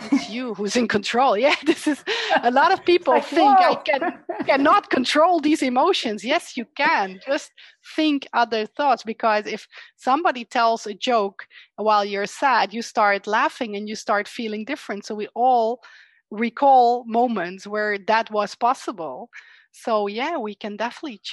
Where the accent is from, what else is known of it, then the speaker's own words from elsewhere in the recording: Netherlands; I'm from the Netherlands